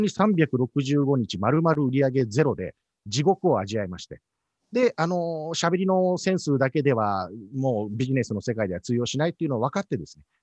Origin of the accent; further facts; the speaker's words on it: Osaka, Japan; moved away; also born or lived in Nagoya / Tokyo; 僕はあの大阪出身